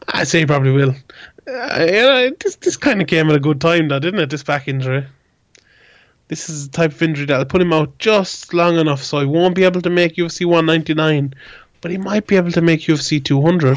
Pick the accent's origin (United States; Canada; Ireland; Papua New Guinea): Ireland; an Irish MMA reporter